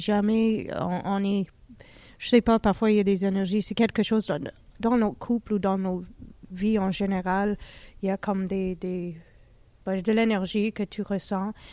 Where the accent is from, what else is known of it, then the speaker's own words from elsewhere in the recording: Harriston, Ontario, Canada; moved away; je viens de l'Ontario, euh, c'était dans une toute petite ville qui s'appelait Harriston. Euh, en Ontario